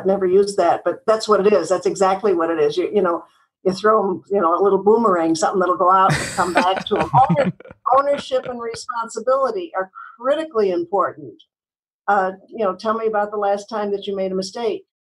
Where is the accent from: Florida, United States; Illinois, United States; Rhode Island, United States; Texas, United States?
Illinois, United States; Chicago; now in California, United States; Well, I was born in Chicago. I had a very nice family life. I went to grammar school and high school in Chicago and went to work at WGN Television.